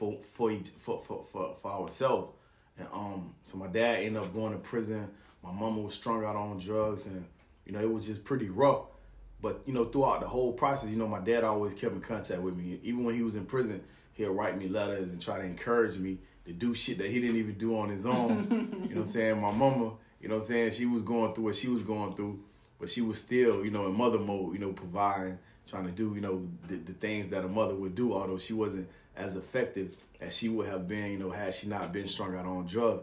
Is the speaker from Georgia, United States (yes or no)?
yes; Macon, Georgia, United States; I was raised in Macon, Georgia